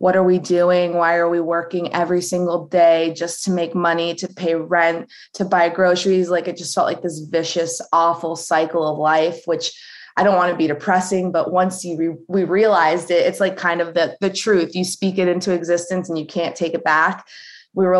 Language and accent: English; United States; I was born in the United States